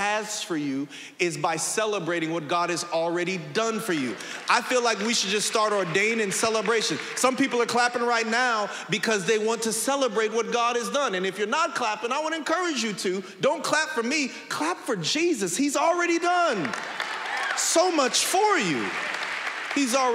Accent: San Bernardino, California, United States; I grew up in San Bernardino, didn't nobody have a pool

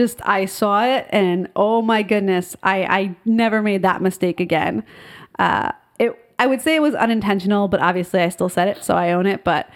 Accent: United States; I grew up just outside of New York City.

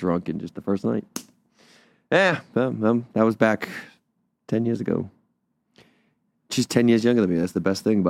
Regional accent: Wakefield, Massachusetts, United States; I'm from Wakefield

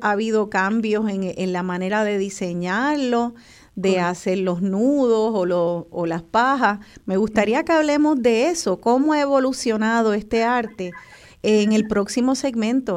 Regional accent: Puerto Rico; como lo somos los puertorriqueños de la familia boricua

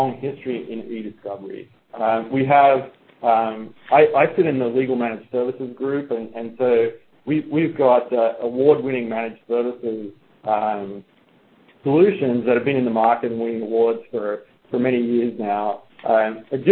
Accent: Australia; moved away as an adult; now in United States; as you can probably tell from my accent, I'm not a native of the U.S., although I recently became a citizen. I am from down under, Australia

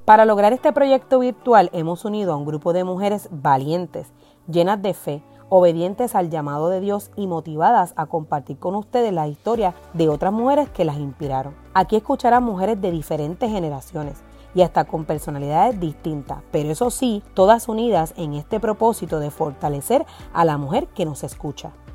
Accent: Puerto Rico

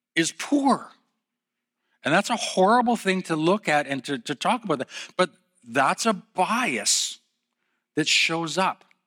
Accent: Calgary, Alberta, Canada; also born or lived in Edmonton; I was born in Calgary

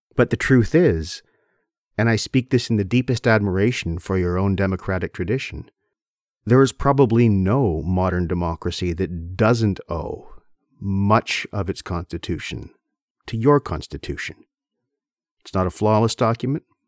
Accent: Canada; I am Canadian

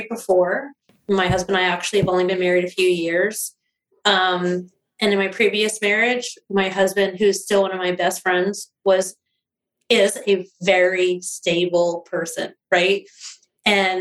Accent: East Coast, United States; moved away; I grew up mostly on the East Coast.

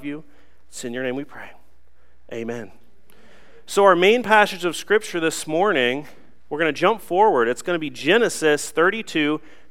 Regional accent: Newark, Ohio, United States; growing up, I'm kind of a hillbilly. I'm from Newark, Ohio. I went to Utica High School down in Licking County.

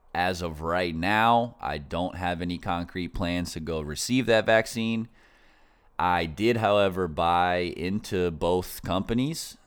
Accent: Northeast, United States; I grew up in the Northeast, so I'm like, I consider myself an East Coast person

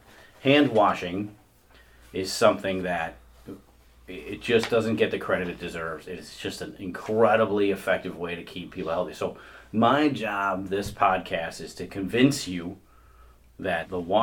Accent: Midwest, United States; accent: Midwestern ("warsh"); we are all from the Midwest, and you're going to hear an R in there from time to time.

